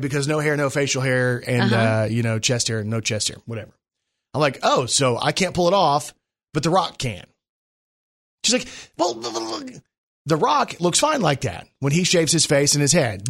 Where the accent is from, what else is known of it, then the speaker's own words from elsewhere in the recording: Texas, United States; I'm from Texas.